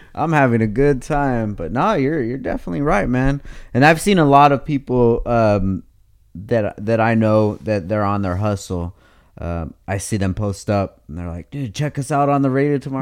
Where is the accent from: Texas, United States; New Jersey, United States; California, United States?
California, United States; Oxnard; I'm super critical of Oxnard, but because I've, I'm, I grew up there